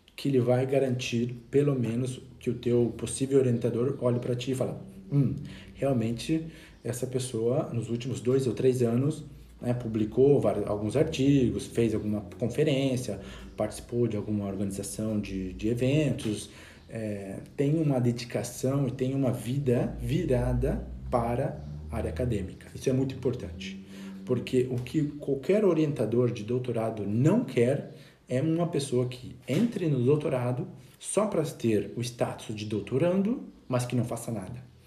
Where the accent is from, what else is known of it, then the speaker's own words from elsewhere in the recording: Brazil; moved away as an adult; now in Spain; logo que eu saí do Brasil, terminei o curso